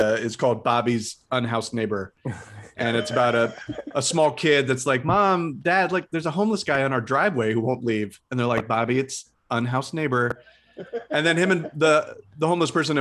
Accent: Midwest, United States; growing up in the Midwest

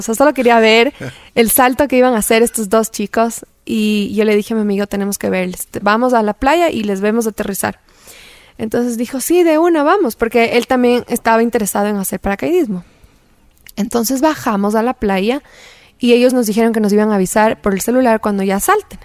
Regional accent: Quito, Pichincha, Ecuador; En Quito, nací en Ecuador y he estado la mayoría de mi vida aquí

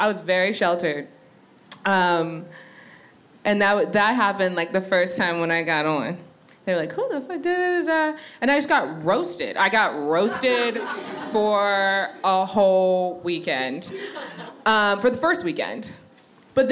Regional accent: Annapolis, Maryland, United States; moved away as an adult; now in New York, United States; I'm from Annapolis, Maryland. And I've been in New York for the past 9 years. But when I was a little kid, so I grew up in a very white neighborhood

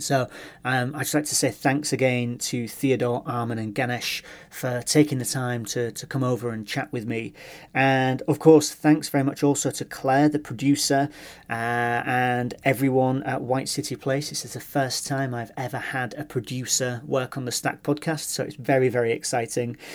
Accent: Hull, Yorkshire and the Humber, United Kingdom; moved away; I'm from Hull

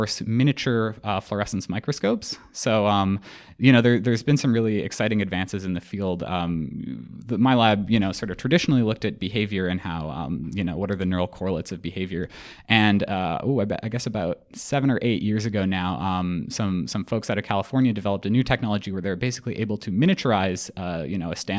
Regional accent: Edmonton, Alberta, Canada; moved away as an adult; now in Toronto, Canada; I was born in Edmonton.

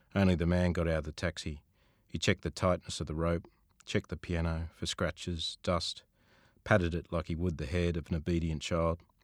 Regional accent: Sydney, New South Wales, Australia; I grew up in Sutherland Shire

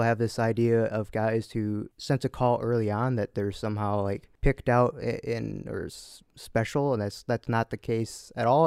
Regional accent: Essexville, Michigan, United States; I grew up in Essexville, not too far away

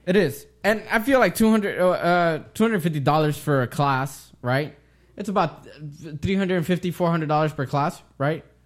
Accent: United States; I am an American and I was born here, raised here, my dad was born here

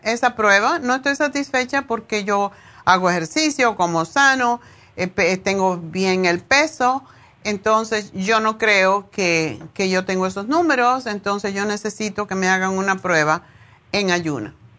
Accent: Cuba; moved away; yo me fui de Cuba hace como 100 años

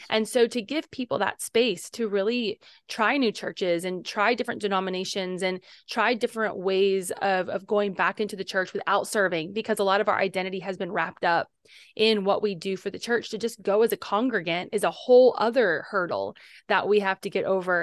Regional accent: Cincinnati, Ohio, United States; our city of Cincinnati

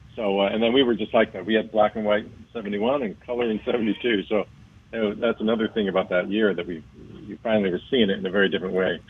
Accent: Miami, Florida, United States; born or raised there

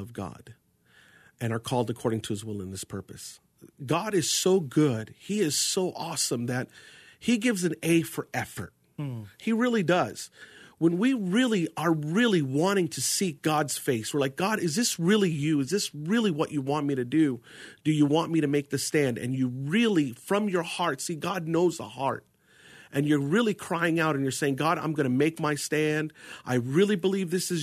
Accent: Arizona, United States; also born or lived in New York / Jordan (family); I was born in New York, you know, and most of my influential years had been here in Arizona.

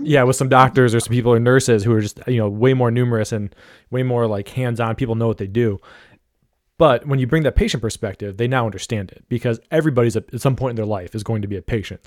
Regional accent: Ohio, United States; I'm from Ohio

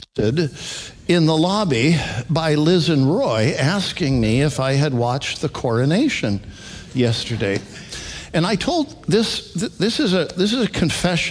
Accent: Alberta, Canada; now in United States; I grew up in Alberta, Canada, Western Canada.

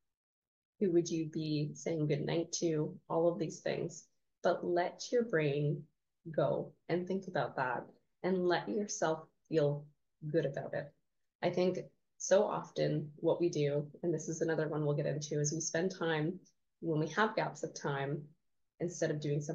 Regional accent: Canada; I'm Canadian

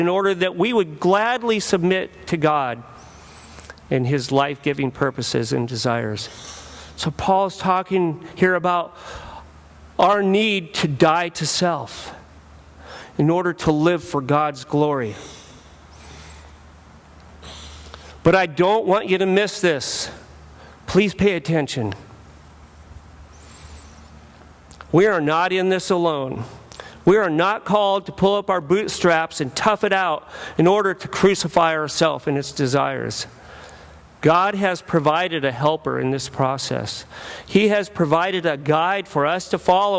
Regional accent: Southern California, United States; I grew up in Southern California

